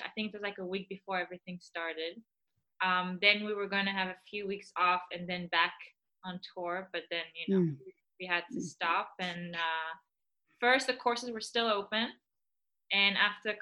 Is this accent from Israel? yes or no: yes; Israel; also born or lived in Belgium; now in Florida, United States; I was born in Belgium, and then when I was 6 years old, we moved to Israel